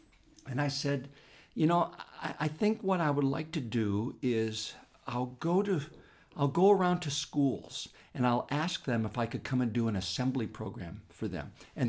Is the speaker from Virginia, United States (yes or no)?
no; Pennsylvania, United States; he was the educator in this little town I grew up in Pennsylvania.